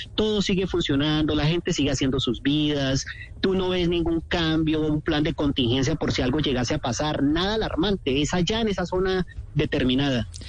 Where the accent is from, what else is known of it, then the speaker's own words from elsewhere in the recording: Cali, Valle del Cauca, Colombia; moved away as an adult; also born or lived in Bucaramanga / Chile; now in Kharkiv, Ukraine; Yo soy de Cali. Cuando a mí me preguntan dónde soy, yo soy caleño, pero nací en Bucaramanga, pero yo soy caleño.